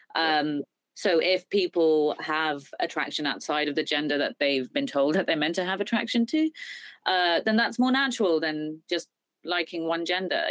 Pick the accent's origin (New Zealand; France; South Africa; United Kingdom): United Kingdom; I'm British Indian